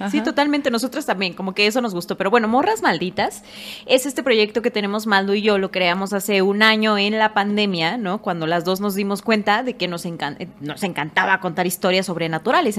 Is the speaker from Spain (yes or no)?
no; Oaxaca, Mexico; now in Mexico City, Mexico; yo como oaxaqueña